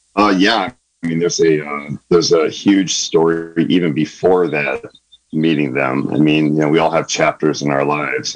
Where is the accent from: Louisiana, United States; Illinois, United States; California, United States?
California, United States; San Diego; moved away as an adult; also born or lived in Michigan; now in Sonoma County, United States; growing up in San Diego, uh, pre military